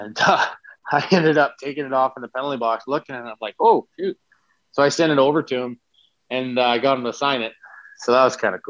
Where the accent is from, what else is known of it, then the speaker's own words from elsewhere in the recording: Saskatoon, Saskatchewan, Canada; I grew up watching Belak in Saskatoon